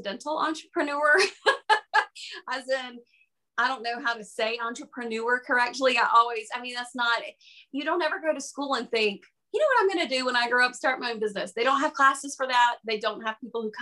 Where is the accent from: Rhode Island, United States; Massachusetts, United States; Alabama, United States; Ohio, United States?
Alabama, United States; Dothan; moved away as an adult; now in Huntsville, United States; I am from Dothan